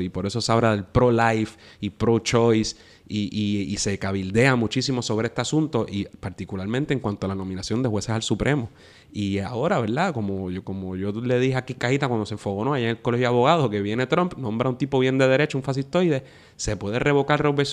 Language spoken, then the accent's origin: Spanish; Puerto Rico; como puertorriqueño y como independentista